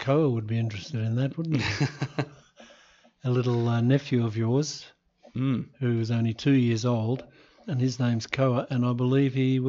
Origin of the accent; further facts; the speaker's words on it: Melbourne, Victoria, Australia; I come from Melbourne